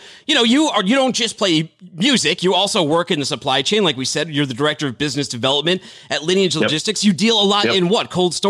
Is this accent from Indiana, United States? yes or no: no; Boston, Massachusetts, United States; I'm from Boston. We have trouble with our R's.